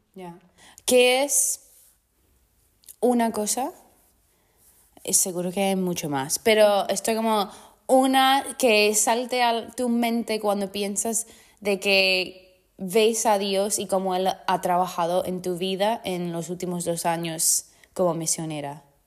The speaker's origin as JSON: {"language": "Spanish", "country": "United States", "also_born_or_lived": "Mexico", "second_language": "Spanish", "moved": "as an adult", "lives_now": "Spain", "said": "yo como americana"}